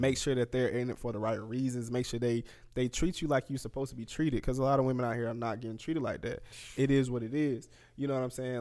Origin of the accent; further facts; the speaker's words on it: Anniston, Alabama, United States; I'm from Anniston, Alabama.